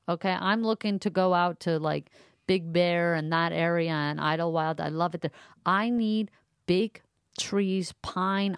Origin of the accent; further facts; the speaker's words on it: Montreal, Quebec, Canada; moved away; I grew up mostly in Montreal.